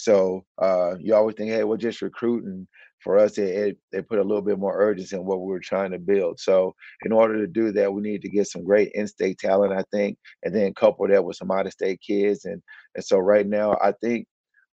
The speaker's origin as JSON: {"language": "English", "town": "Dallas", "region": "Texas", "country": "United States", "said": "I'm from Dallas."}